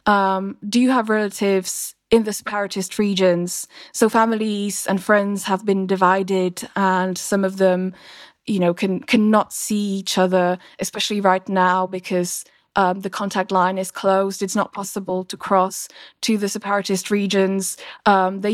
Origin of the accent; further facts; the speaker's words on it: Slovakia; my home country, Slovakia